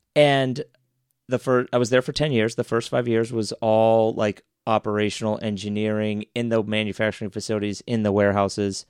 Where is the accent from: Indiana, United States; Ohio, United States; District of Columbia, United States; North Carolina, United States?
Ohio, United States; Dublin; now in Columbus, United States; I grew up in Dublin